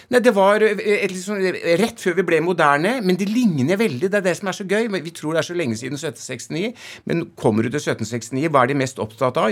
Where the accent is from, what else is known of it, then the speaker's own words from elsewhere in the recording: Oslo, Norway; jeg er fra Oslo vest